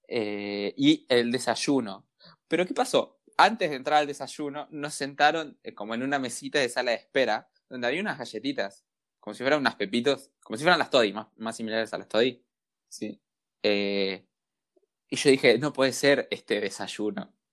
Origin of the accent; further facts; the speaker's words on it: Argentina; somos argentinos, lo único que necesitamos es un descuento.